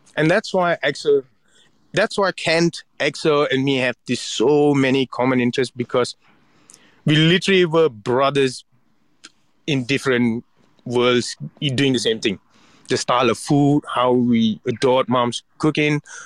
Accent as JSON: {"language": "English", "town": "Ipoh", "region": "Perak", "country": "Malaysia", "tie": "born or raised there", "moved": "yes", "said": "my hometown in Ipoh"}